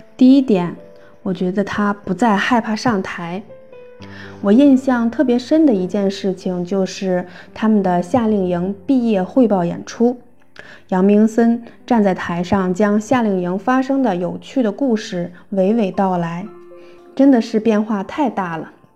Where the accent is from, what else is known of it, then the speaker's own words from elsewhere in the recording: Xiong'an, Hebei, China; 我来自河北雄安新区